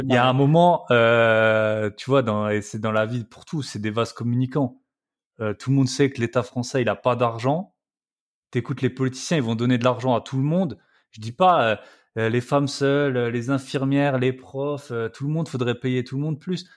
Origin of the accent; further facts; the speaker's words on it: Alsace, Grand Est, France; accent: Alsatian; moved away as an adult; j'adore rentrer en France. Et, euh, et surtout en Alsace, voilà, c'est pour ça que, que j'ai l'accent